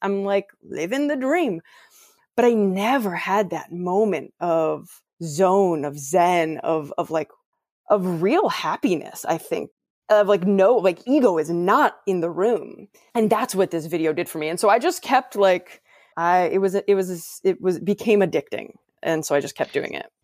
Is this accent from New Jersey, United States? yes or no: no; Ohio, United States; I'm from Ohio, which is within a few hours driving distance